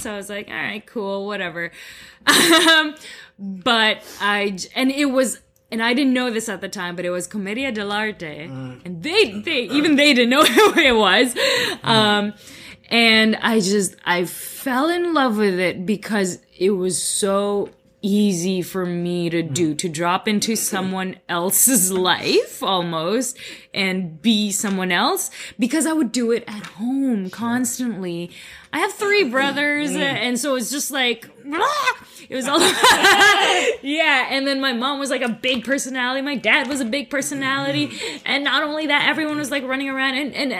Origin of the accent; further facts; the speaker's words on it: Philippines; accent: Filipino; English is a second language; now in Canada; I've worked on my accent because I had a really heavy Filipino accent when I first got here.